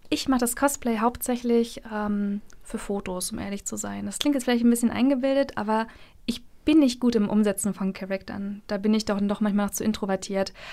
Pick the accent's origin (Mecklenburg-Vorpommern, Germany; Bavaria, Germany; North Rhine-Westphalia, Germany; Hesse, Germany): Mecklenburg-Vorpommern, Germany; Ich muss dazu sagen, ich komme aus Mecklenburg. Wir sind sehr wortkarg